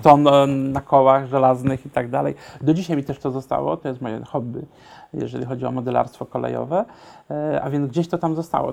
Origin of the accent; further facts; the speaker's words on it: Silesian Voivodeship, Poland; ja pochodzę ze Śląska, w naszym śląskim domu